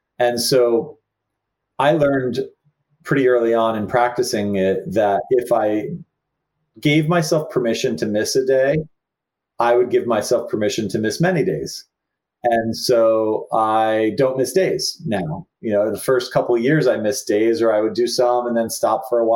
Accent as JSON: {"language": "English", "region": "New Jersey", "country": "United States", "tie": "born or raised there", "said": "a young Catholic kid growing up in New Jersey"}